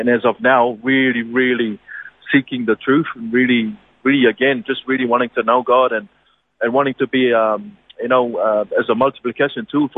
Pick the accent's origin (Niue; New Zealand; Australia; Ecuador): Niue; moved away; born and bred in Niue.